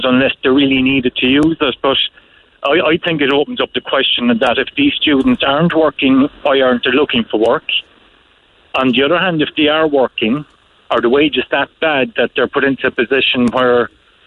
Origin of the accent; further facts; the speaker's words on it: West Limerick, Munster, Ireland; moved away as an adult; also born or lived in Cork City; I'm originally from West Limerick